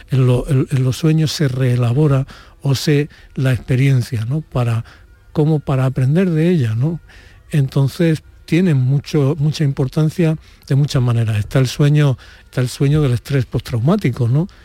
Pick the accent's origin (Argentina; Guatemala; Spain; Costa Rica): Spain; Úbeda, Andalusia; born or raised there